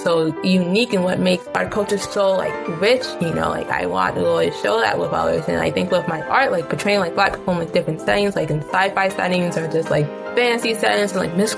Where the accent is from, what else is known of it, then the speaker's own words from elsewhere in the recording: Virginia Beach, Virginia, United States; now in Burbank, United States; I'm an artist located in Burbank, but originally I'm from Virginia Beach